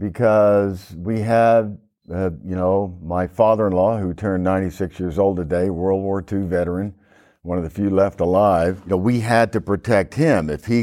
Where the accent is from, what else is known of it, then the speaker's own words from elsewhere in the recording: Ponca City, Oklahoma, United States; moved away as an adult; I was born and raised in Ponca City, Oklahoma, way up in the northern part of the state.